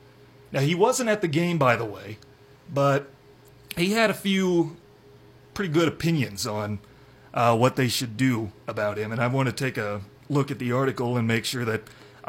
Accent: Storm Lake, Iowa, United States; Storm Lake High School, my hometown.

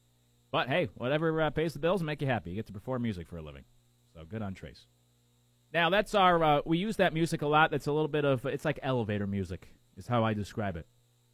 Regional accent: Connecticut, United States; moved away; I grew up in Connecticut where we have, at one time, the 2 biggest casinos.

